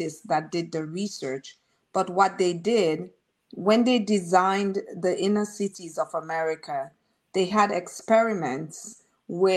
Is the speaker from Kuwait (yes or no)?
no; Marigot, Saint Andrew Parish, Dominica; also born or lived in Roseau, Dominica; I grew up, Marigot had one housing scheme. My mom had a house in it.